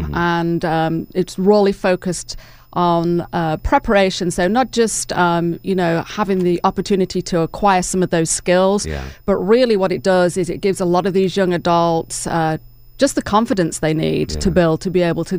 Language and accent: English; England, United Kingdom; now in Dalton, United States; Oh, right. Yes, I'm originally from England, so... Been here a number of years, but still have the accent.